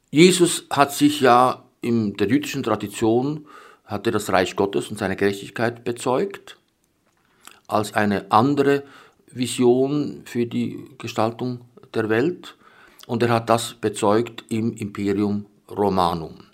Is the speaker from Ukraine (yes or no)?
no; Bern, Switzerland; born there; Ich bin 1946 in Bern geboren unter damals ökumenisch nicht sehr erfreulichen Bedingungen